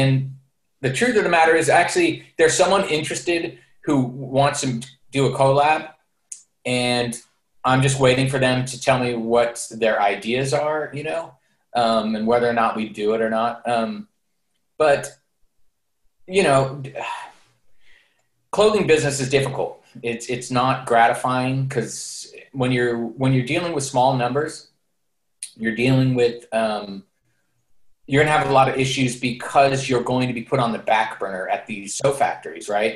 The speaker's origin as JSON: {"language": "English", "town": "San Francisco", "region": "California", "country": "United States", "tie": "born or raised there", "moved": "as an adult", "lives_now": "East Bay, United States", "said": "Born and raised in San Francisco"}